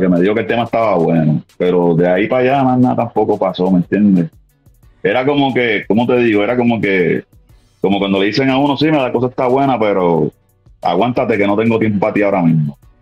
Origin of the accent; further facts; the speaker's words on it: Puerto Rico; moved away as an adult; now in Philadelphia, United States; yo soy este puertorriqueño nacido este, original de Cagua, Cagua, Puerto Rico, me crié en Calle, soy de Calle